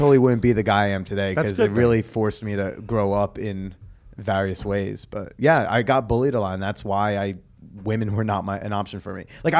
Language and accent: English; Norwood, New Jersey, United States; grew up in Norwood.